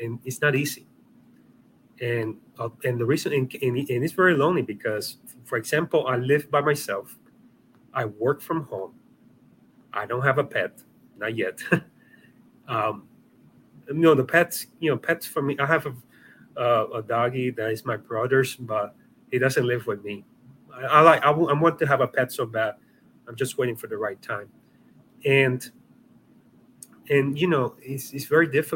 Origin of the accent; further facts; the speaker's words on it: Puerto Rico; I come from Puerto Rico